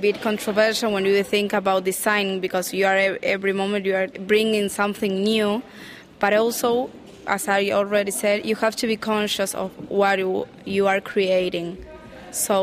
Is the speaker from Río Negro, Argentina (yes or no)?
no; Buenos Aires, Argentina; I'm from Buenos Aires, Argentina